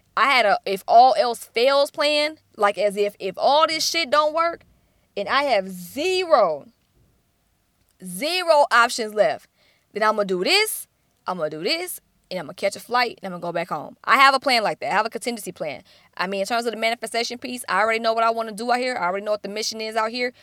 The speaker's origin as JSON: {"language": "English", "town": "Atlanta", "region": "Georgia", "country": "United States", "said": "I'm from Atlanta, which is the Black Hollywood"}